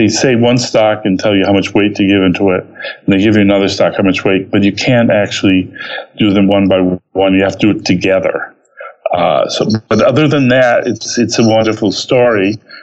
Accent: the Berkshires, Massachusetts, United States; I grew up in the Berkshire section of Massachusetts

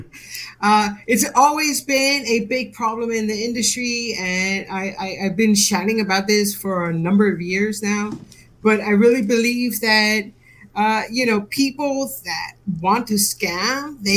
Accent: United States; moved away as an adult; now in United Kingdom; my heart is from the U.S. I moved to the U.K., some years ago. So I'm an American, moved to the UK

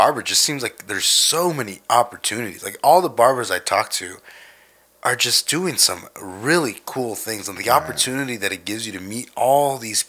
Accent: Texas, United States; I'm from Texas

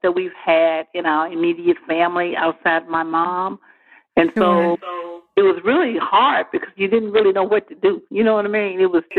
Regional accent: Clarksdale, Mississippi, United States; moved away as an adult; also born or lived in New York City / Memphis, Tennessee; now in Birmingham, United States; my home state is Mississippi, Clarksdale.

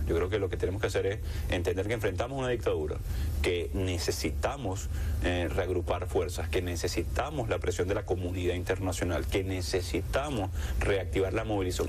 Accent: La Guaira, Venezuela; La Guaira, mi pueblo natal

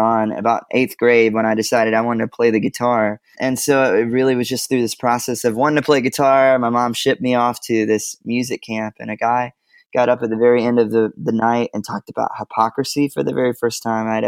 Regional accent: Georgia, United States; now in Nashville, United States; I'm from Georgia originally, and I live in Nashville, Tennessee now with my wife and two little boys

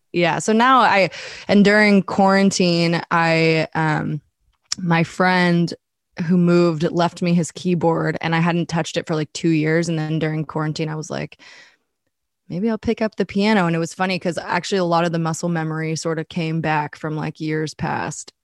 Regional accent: Boulder, Colorado, United States; moved away as an adult; also born or lived in San Diego / Los Angeles; now in Nashville, United States; I was born in Boulder, Colorado, and, uh, I lived there pretty much my whole life

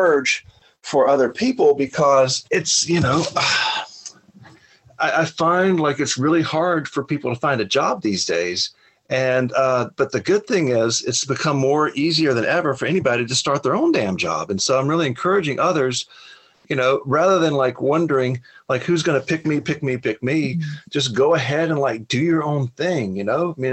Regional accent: Alabama, United States; I grew up in Alabama, poor as dirt.

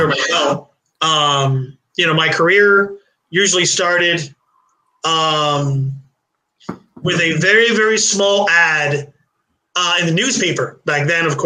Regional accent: Puerto Rico; moved away as an adult; also born or lived in Brooklyn, New York, United States; now in Florida, United States; I was born in New York City. Like I said, then we moved to, Puerto Rico for a couple of years. And then I came to Florida.

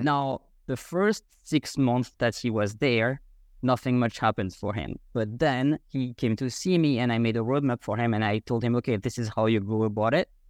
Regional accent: France; first language French; English is a second language; moved away as an adult; now in Vienna, Austria; I grew up in France the first twenty-five years of my life. And after that, I moved abroad. I am now living in Vienna, Austria

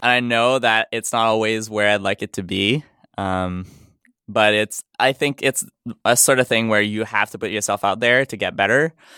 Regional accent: Montreal, Quebec, Canada; first language French; English is a second language; I'm from Montreal. Yeah, so my first language is French

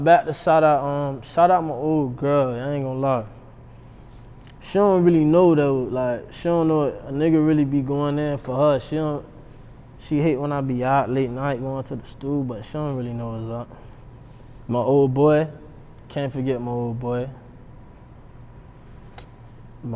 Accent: Miami, Florida, United States; now in Broward County, United States; I'm from Dade, you feel me? So me and Nari been my nigga since middle school

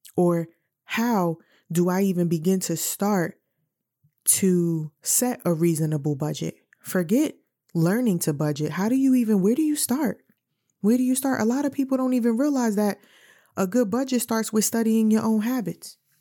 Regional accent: New York City, New York, United States; now in Virginia, United States; I'm from New York City

